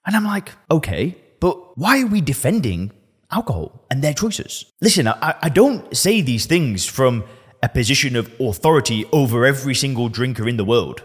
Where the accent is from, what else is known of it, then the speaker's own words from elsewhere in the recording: Lancashire, North West England, United Kingdom; moved away as an adult; now in Thailand; I'm from Lancashire. I'm from the northwest of England.